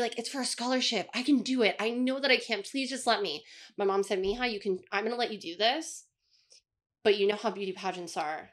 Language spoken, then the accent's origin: English; Las Vegas, Nevada, United States; I was born in Las Vegas